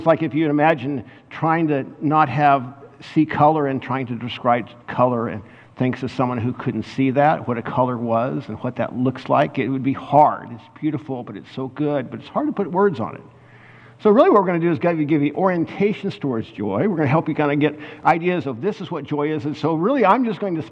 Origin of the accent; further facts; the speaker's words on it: Kansas, United States; I was from Kansas